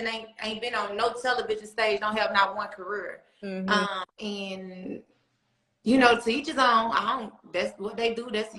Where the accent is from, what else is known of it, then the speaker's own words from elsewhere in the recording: Atlanta, Georgia, United States; Growing up in Atlanta, period, it was for me, it was everything.